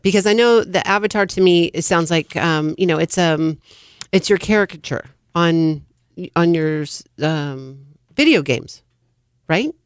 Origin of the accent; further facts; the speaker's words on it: California, United States; I'm born and raised in California, not necessarily the Central Valley